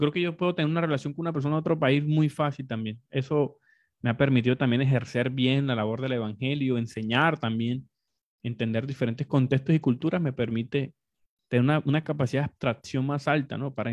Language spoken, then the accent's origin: Spanish; Colombia; yo nací en la parte occidental de Colombia, pero me crié en diferentes contextos, costa, en Colombia somos muy multi, multiregionales, como muy diversos